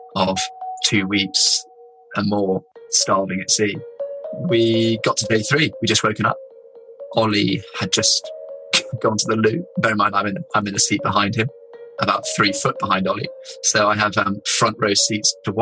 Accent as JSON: {"language": "English", "region": "England", "country": "United Kingdom", "said": "we're England"}